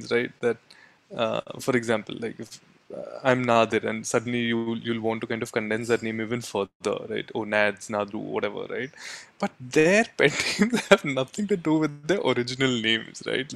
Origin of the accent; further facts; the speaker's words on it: India; both my wife and I are constantly battling, that we've grown up in India in comfort, in privilege.